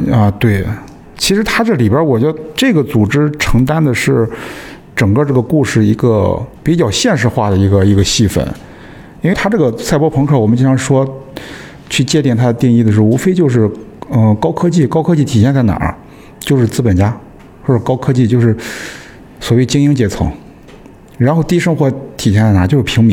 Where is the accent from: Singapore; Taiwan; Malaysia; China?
China; Qingdao, Shandong; 然后青岛人，我们青岛人自己给它拆掉了